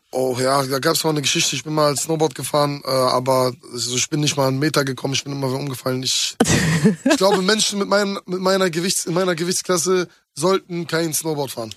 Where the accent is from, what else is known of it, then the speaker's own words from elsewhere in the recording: Hamburg, Germany; moved away as an adult; now in Berlin, Germany; Das ist ja die Stadt, wo ich herkomme und die liebe ich auch über alles.